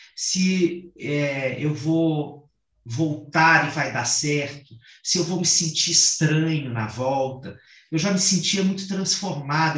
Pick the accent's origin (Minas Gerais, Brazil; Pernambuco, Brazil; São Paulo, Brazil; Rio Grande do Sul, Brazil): Minas Gerais, Brazil; Sertão of; eu venho de uma família sertaneja, né, e que é, tem uma característica no sertão pelo menos no sertão mineiro, de onde eu venho